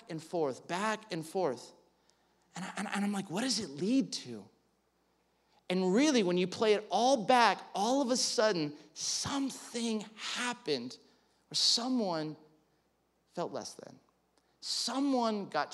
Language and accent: English; California, United States; growing up in California